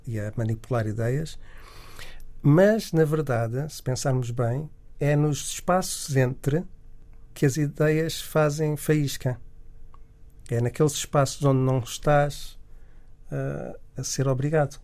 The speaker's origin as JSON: {"language": "Portuguese", "area": "Miratejo", "region": "Lisbon", "country": "Portugal", "tie": "born or raised there", "also_born_or_lived": "Angola", "said": "eu nasci em Angola, e, mas depois vivia em Miratejo nessa altura"}